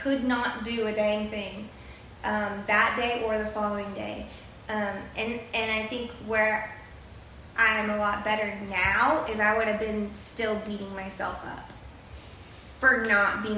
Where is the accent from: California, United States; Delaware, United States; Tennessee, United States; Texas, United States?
Texas, United States; San Antonio; moved away as an adult; now in Miami, United States; I am from San Antonio, Texas